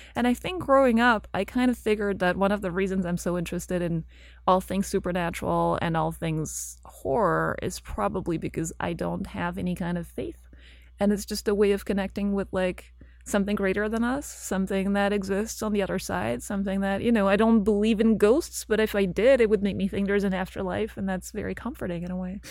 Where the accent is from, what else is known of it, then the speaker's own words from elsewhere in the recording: Belgium; English is a second language; moved away as an adult; also born or lived in London; so I lived in Belgium, I grew up in Belgium, and then I left when I was studying, I went to England, and I spent nine years in London before I moved here